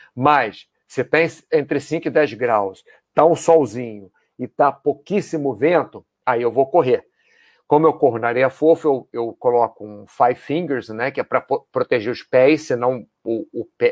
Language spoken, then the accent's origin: Portuguese; Brazil; nós, brasileiros